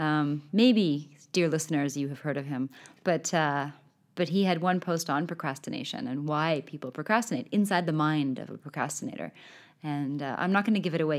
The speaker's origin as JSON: {"language": "English", "country": "Canada", "tie": "born or raised there", "first_language": "English", "moved": "yes", "lives_now": "Sweden", "said": "a native speaker of English, being Canadian, having grown up and now be living in Sweden"}